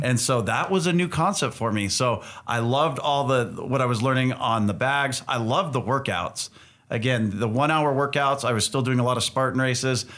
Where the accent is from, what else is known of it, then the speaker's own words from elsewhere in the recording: California, United States; also born or lived in Utah; Growing up in California